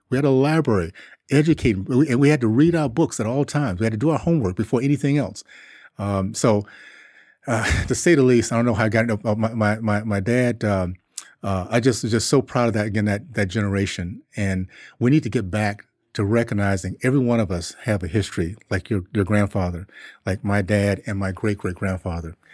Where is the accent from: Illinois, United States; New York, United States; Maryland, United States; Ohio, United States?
Ohio, United States; Columbus; born there; I was born in Columbus because he was getting his PhD at Ohio State.